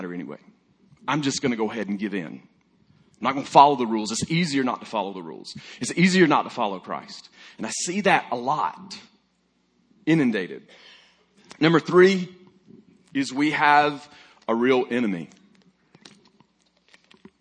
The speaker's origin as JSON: {"language": "English", "region": "Alabama", "country": "United States", "said": "I'm from Alabama"}